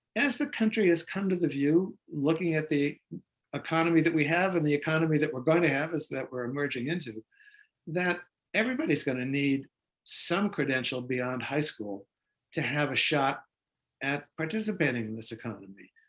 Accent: Boston, Massachusetts, United States; Boston, uh, my hometown

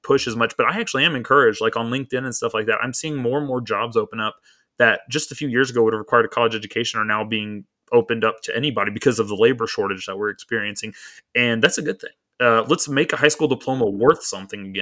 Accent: Waco, Texas, United States; now in Florida, United States; growing up in Waco, Texas, when I was like in first grade

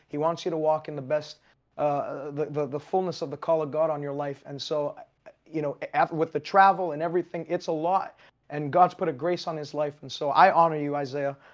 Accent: Canada; I am Canadian.

